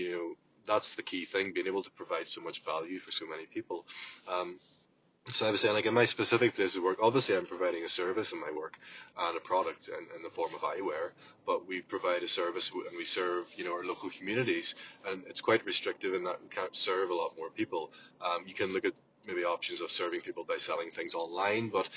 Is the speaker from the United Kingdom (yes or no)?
no; Ireland; from Ireland